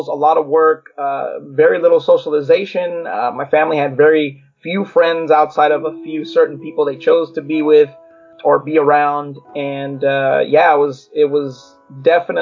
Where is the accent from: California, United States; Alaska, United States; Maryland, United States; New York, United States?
California, United States; Long Beach; also born or lived in Los Angeles, California; I was born in Long Beach, California. There was a lot of Latinos and, you know, mixed cultures in our neighborhood